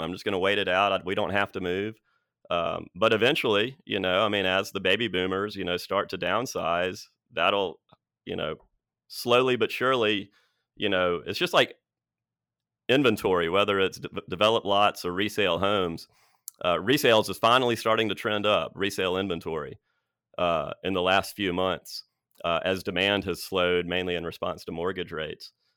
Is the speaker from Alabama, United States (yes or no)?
yes; Birmingham, Alabama, United States; growing up in Birmingham